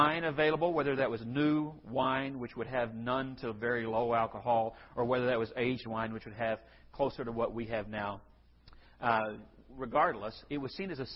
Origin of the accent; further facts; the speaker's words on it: San Angelo, Texas, United States; I grew up in San Angelo